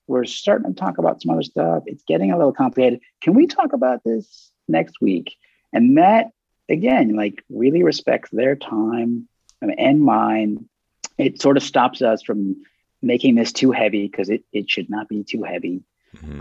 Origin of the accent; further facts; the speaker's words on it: Dallas, Texas, United States; I grew up in Dallas